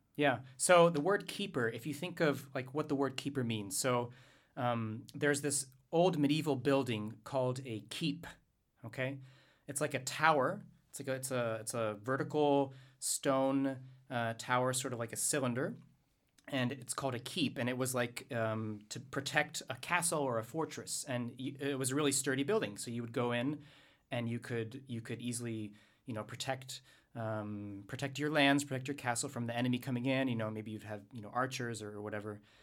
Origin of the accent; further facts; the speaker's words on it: Louisiana, United States; I'm from Louisiana